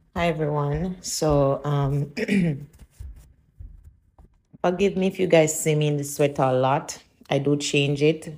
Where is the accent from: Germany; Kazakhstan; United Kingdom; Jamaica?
Jamaica; moved away; I'm from Jamaica